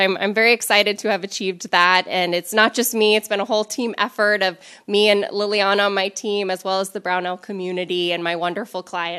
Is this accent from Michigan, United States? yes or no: no; Los Angeles, California, United States; born there; also born or lived in South Africa / Spain; So I was born in Los Angeles, and I've lived all over the world, including South Africa, Spain, and all over the continental U.S.